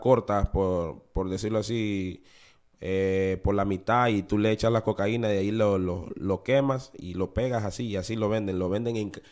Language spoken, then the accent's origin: Spanish; Honduras; moved away as an adult; also born or lived in Panama City, Panama; now in New Orleans, United States; para mi edad de, los 19, por ahí 20 años, yo, yo salí de Honduras